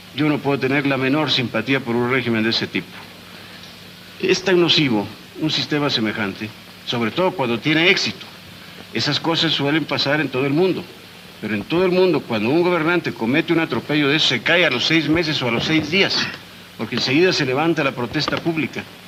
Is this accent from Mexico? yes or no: yes; Oaxaca, Mexico; Yo soy de Oaxaca